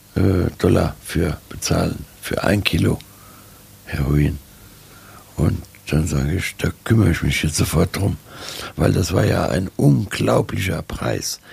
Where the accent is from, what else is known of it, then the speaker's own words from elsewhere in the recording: Germany; Ich bin auch äh, Deutscher